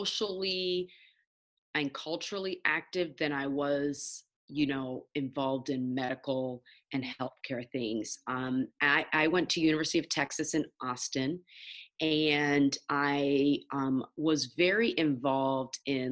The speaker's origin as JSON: {"language": "English", "country": "Nigeria", "said": "I'm Nigerian, so as a Nigerian, you really get ingrained growing up having three options for your career"}